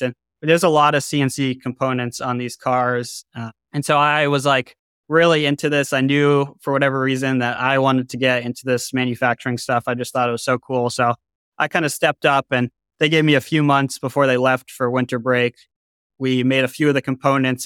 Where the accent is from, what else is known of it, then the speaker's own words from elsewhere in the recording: Boston, Massachusetts, United States; I grew up in Boston, Massachusetts on the North Shore in a suburb